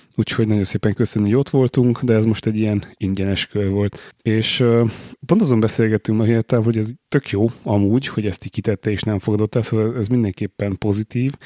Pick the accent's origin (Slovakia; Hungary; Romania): Hungary; Budapest; magyarok vagyunk, és, és ráadásul budapestiek